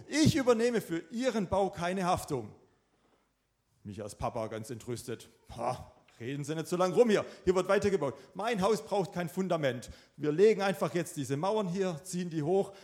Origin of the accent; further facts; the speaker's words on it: Swabia, Germany; ich bin selber auch ein Schwabe